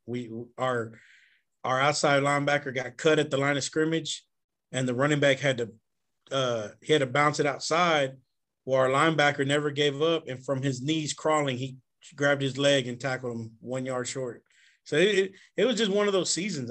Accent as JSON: {"language": "English", "town": "Jacinto City", "region": "Texas", "country": "United States", "tie": "born or raised there", "also_born_or_lived": "Woodforest, Houston, Texas", "said": "I grew up in the Galena Park side in Jacinto City"}